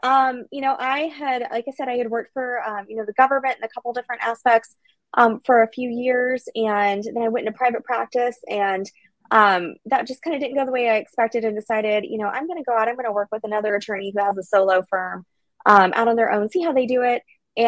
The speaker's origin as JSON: {"language": "English", "town": "Tampa", "region": "Florida", "country": "United States", "tie": "born or raised there", "said": "I am born and raised in Tampa. Actually, went to school here at Gaither High School in over in the Carrollwood area."}